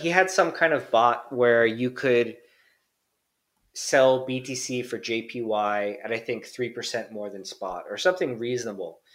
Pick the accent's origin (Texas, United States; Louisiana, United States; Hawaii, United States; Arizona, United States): Hawaii, United States; moved away as an adult; also born or lived in Tokyo, Japan; now in Japan; growing up in Hawaii